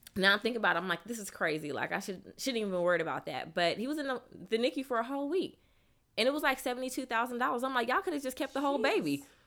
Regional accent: Sacramento, California, United States; moved away as an adult; now in Atlanta, United States; I'm from Sacramento, California. Um, I attended Clark Atlanta University. Um, I've been in Atlanta for about 17 years.

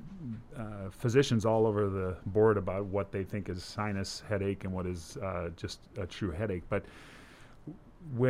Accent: Minnesota, United States; moved away as an adult; also born or lived in Cincinnati, Ohio; now in Brookings, United States; I grew up in Minnesota

